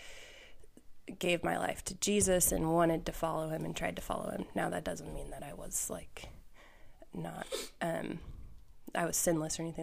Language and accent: English; Valley Center, Kansas, United States; I grew up in Valley Center, Wichita area.